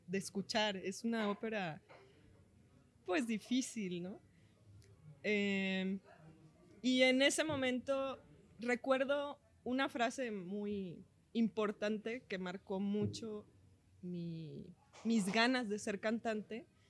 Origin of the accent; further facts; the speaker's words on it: Mexico; como buena mexicana, me llevaban a festivales a cantar